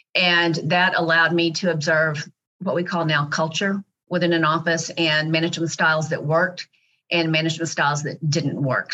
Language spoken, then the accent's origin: English; Dallas, Texas, United States; So I'm actually a native Dallasite, second generation